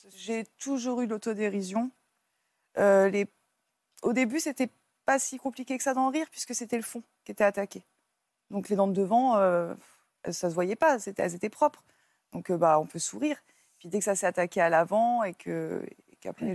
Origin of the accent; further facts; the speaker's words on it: Paris, Île-de-France, France; moved away; je viens de Paris et puis après, je suis partie vivre en campagne